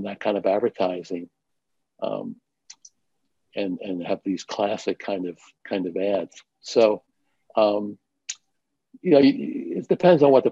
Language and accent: English; New York City, New York, United States; I grew up in New York City in Manhattan